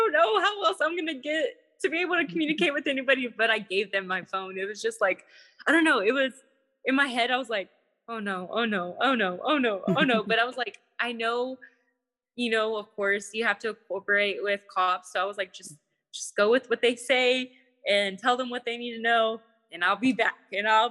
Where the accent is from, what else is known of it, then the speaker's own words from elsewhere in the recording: Texas, United States; I'm from Texas